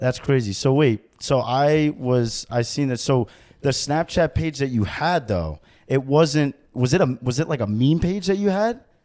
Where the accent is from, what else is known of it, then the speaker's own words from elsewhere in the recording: New York, United States; also born or lived in New Jersey; growing up in New York for me. I was, like, close to the Bronx